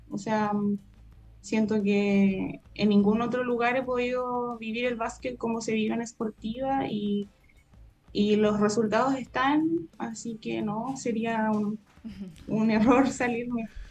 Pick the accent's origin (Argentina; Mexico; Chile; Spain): Chile; moved away; soy de Payaco